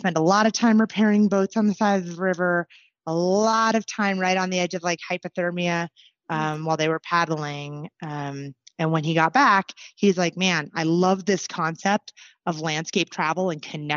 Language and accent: English; Anchorage, Alaska, United States; moved away as an adult; now in Southern Colorado, United States; I was born and raised in Anchorage